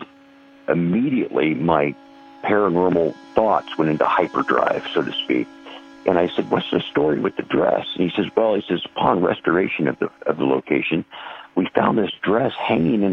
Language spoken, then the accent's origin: English; Des Moines, Iowa, United States; also born or lived in Ida Grove, Iowa; I'm from Des Moines area. I grew up on a small farm or acreage just outside the edge of Des Moines